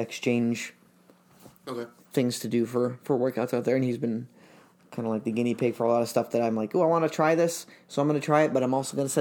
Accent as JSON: {"language": "English", "town": "Springfield", "region": "Illinois", "country": "United States", "tie": "born or raised there", "also_born_or_lived": "Chicago area, Illinois / Charleston, West Virginia / St. Louis, Missouri", "moved": "as an adult", "lives_now": "Chicago, United States", "said": "we moved back to Springfield again. And he got like basically not his old job, but he got something similar with the treasurer for Illinois. And my parents have been there ever since. That's where I went to high school and everything"}